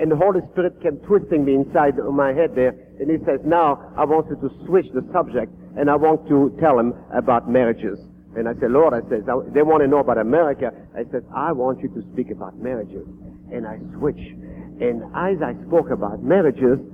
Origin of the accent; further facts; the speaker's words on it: France; also born or lived in Queens, New York; now in New York, United States; I was born in France and I returned to Paris after many years